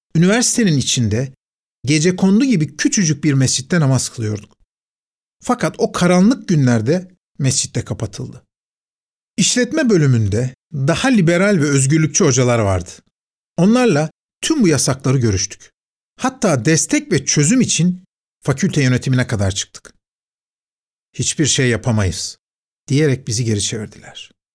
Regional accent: Istanbul, Turkey; Fatih Camii, çocukluğumun, gençliğimin adeta ana yurduydu

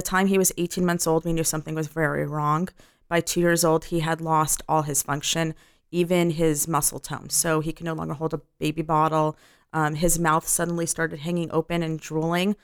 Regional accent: Los Angeles, California, United States; I'm from Los Angeles

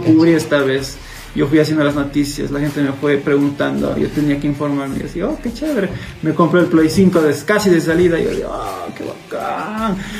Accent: Cuenca, Azuay, Ecuador; accent: cuencano; me le neutralicé un poco mi acento, porque yo tengo muy cargado mi acento cuencano

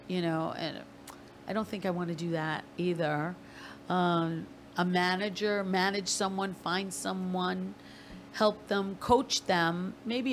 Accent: Massapequa, New York, United States; on Long Island in my hometown of Massapequa

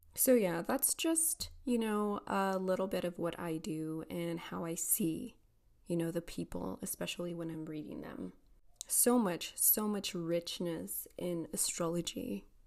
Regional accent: El Paso, Texas, United States; here in El Paso, Texas

